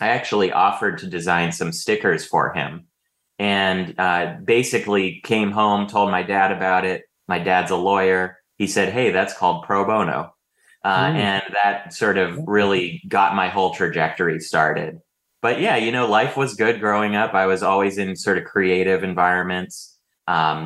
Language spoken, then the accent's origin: English; Bay Area, Silicon Valley, California, United States; moved away as an adult; now in Los Angeles, United States; I moved down here for college, but I grew up in the Bay Area, in the Silicon Valley.